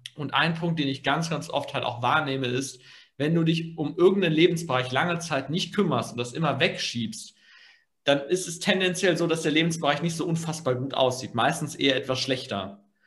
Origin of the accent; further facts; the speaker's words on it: Germany; bei uns in Deutschland